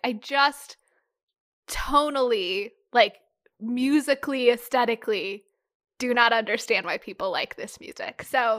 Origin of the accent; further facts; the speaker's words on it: Minnesota, United States; Because I grew up in Minnesota, a lot of my friends had cabins.